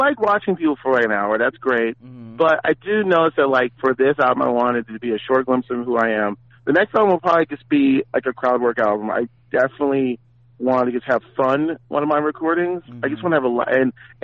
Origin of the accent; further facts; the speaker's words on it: San Francisco, California, United States; I'm from Frisco